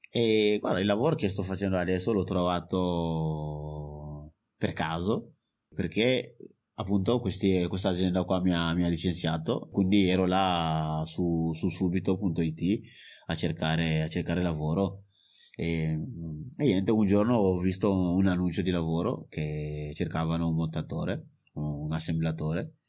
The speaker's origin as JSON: {"language": "Italian", "country": "Mali", "moved": "yes", "lives_now": "Italy", "said": "erano da 11 anni che non tornavo nel mio paese che, che è il Mali"}